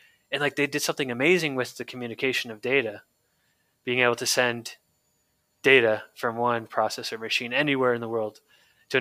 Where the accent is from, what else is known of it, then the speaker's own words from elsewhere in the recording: San Francisco Bay Area, California, United States; So I grew up in the Bay Area, San Francisco Bay Area in California